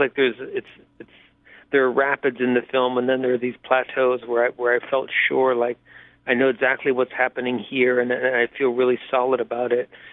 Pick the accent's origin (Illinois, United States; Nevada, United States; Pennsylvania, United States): Pennsylvania, United States; Pittsburgh; I grew up in Pittsburgh